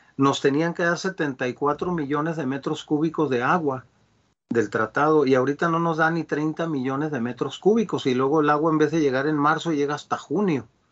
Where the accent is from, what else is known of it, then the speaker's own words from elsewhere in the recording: Culiacán, Sinaloa, Mexico; yo soy de Sinaloa, de Culiacán.